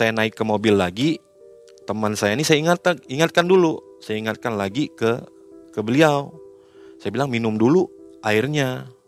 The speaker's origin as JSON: {"language": "Indonesian", "region": "West Kalimantan", "country": "Indonesia", "said": "Saya bilang kalau kita orang Kalimantan kalau nggak minum air kopi ini, ya kejadiannya seperti ini."}